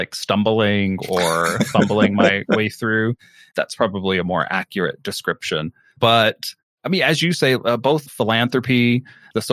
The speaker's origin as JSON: {"language": "English", "region": "Navajo Nation", "country": "United States", "said": "identifying myself as a Navajo person."}